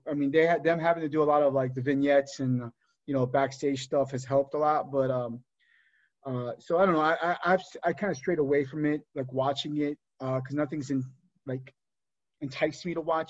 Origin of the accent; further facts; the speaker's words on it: New Jersey, United States; as a kid growing up in Jersey